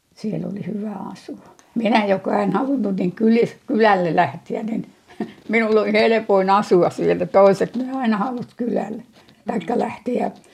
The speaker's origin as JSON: {"language": "Finnish", "town": "Kurujärvi", "region": "Lapland", "country": "Finland", "tie": "born or raised there", "moved": "as an adult", "said": "Minä olen Kurujärvestä kotoisin, se on tuolla Muteniasta 10 kilometriä sinne mettään"}